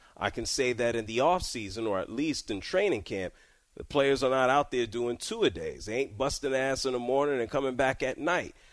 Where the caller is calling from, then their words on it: Washington, United States; I'm calling from Washington, huge Washington Commanders fan.